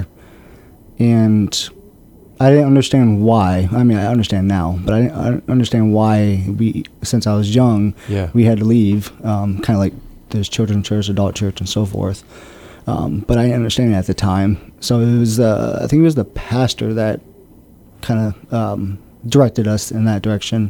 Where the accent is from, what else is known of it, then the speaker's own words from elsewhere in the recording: Detroit, Michigan, United States; moved away; I grew up in Michigan, city of Detroit